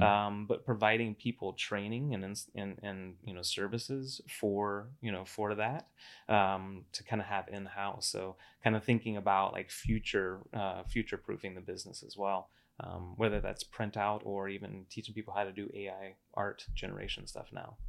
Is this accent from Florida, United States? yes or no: yes; Cocoa Beach, Florida, United States; moved away as an adult; also born or lived in Atlanta; now in Las Vegas, United States; i grew up in florida uh over uh, cocoa beach area cape canaveral